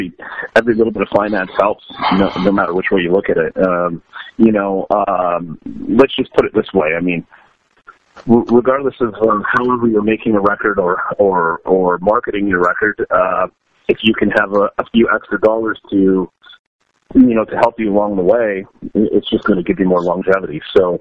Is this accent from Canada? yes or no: yes; Canada; So we're really lucky as a Canadian band to be able to have that access to Canadian government's funding